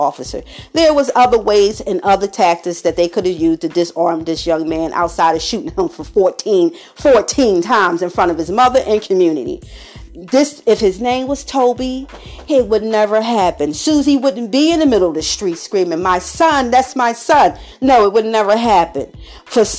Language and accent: English; Philadelphia, Pennsylvania, United States; I'm from Philadelphia, Pennsylvania